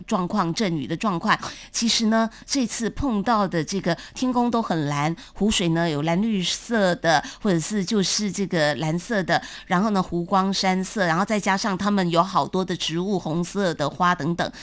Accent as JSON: {"language": "Chinese", "country": "Taiwan", "said": "还是我们台湾这边哦，比较细致一点"}